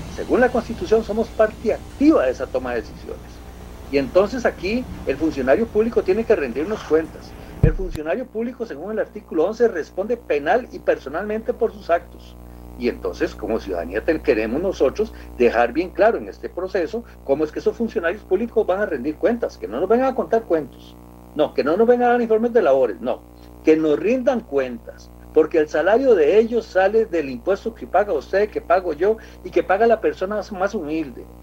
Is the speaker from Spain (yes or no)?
no; Costa Rica; somos costarricenses